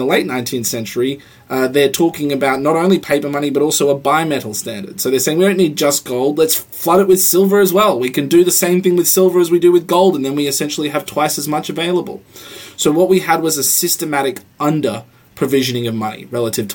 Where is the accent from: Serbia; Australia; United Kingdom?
Australia; now in United States; I come from Australia